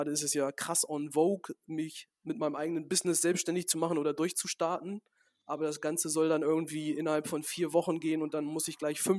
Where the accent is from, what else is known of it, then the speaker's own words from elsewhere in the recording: Gladbeck, North Rhine-Westphalia, Germany; dass hier in Gladebeck, da wo wir unseren Betrieb haben, da ist halt das Elternhaus von mir, wo ich aufgewachsen bin und das meiner Großeltern direkt nebeneinander.